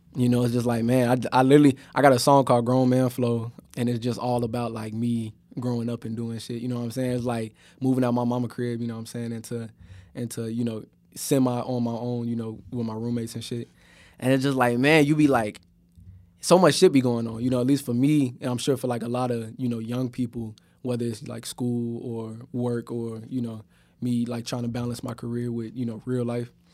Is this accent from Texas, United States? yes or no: no; Chicago, Illinois, United States; moved away; also born or lived in Miami; I'm from Chicago